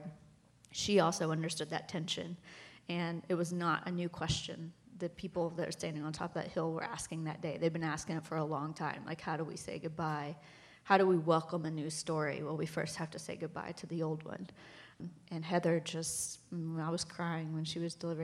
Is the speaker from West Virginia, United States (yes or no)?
yes; West Virginia, United States; I'm from West Virginia